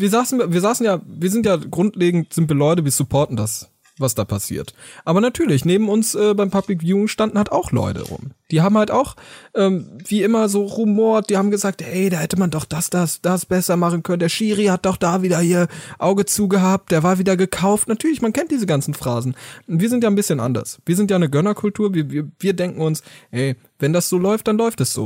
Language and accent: German; Germany; wir wollen als Deutsche natürlich zusammenhalten, wir lieben alle unser Land